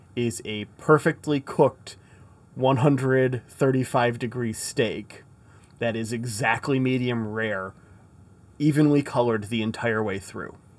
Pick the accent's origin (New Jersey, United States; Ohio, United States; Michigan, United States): Michigan, United States; I'm from Michigan